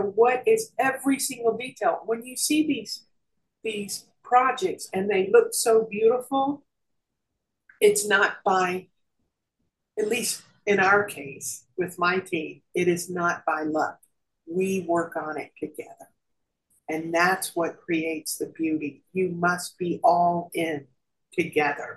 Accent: Nashville, Tennessee, United States; moved away as an adult; also born or lived in New York / Georgia / Los Angeles; I'm from Nashville, Tennessee

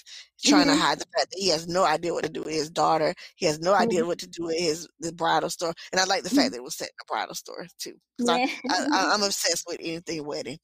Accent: Georgia, United States; I'm from Georgia

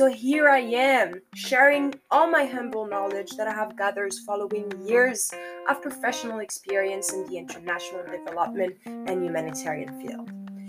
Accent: Morocco; I am originally from Morocco, but I have lived in 7 different countries so far.

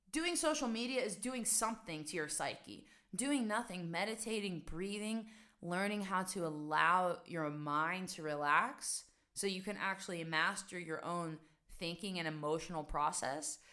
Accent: West Virginia, United States; moved away as an adult; also born or lived in New York / Amsterdam, Netherlands; now in Netherlands; so I'm originally from West Virginia, guys. I'm originally from a small town where stress just doesn't exist. Like, I don't remember growing up and feeling stressed.

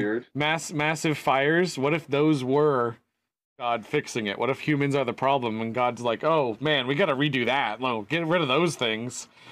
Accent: United States; Being American

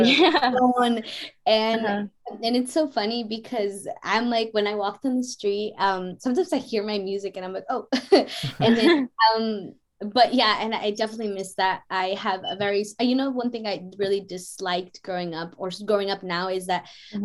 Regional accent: San Rafael, California, United States; moved away; I grew up in Canal too for for a small period of time, and yeah. we lived in apartments

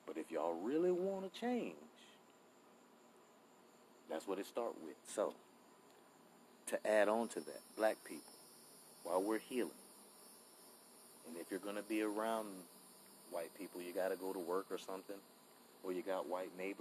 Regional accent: United States; we are Americans too

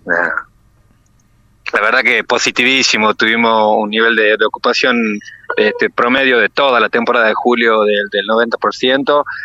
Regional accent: La Rioja, Argentina; como riojano

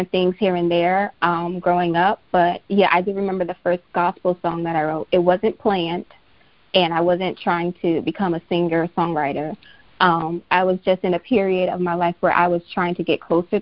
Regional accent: Miami, Florida, United States; I'm from Miami, Florida, born and raised

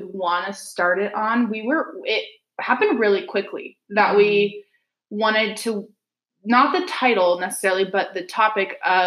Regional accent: Utah, United States; also born or lived in Kansas; we're both from Utah

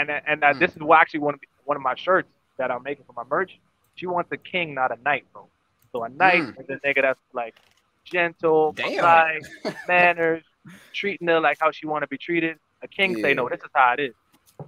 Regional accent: Broward County, Florida, United States; also born or lived in Bahamas; now in Orlando, United States; I grew up in Broward, but then I moved and I lived in the Bahamas for like 7 years, and then I came back here

